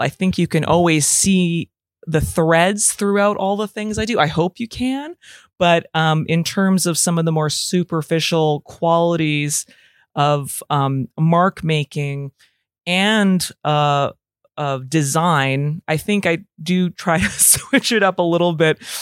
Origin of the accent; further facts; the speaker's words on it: Calgary, Alberta, Canada; now in Toronto, Canada; I live in Toronto, Canada. Uh, I'm originally from Calgary, Alberta.